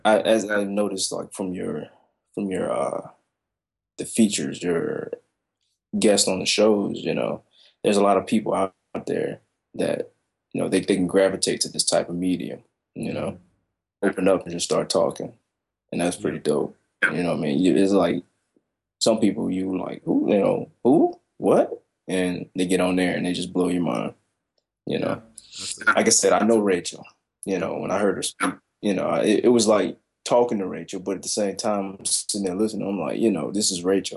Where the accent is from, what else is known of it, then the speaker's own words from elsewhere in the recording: Chicago, Illinois, United States; now in Kansas, United States; I'm from Chicago. I'm a city boy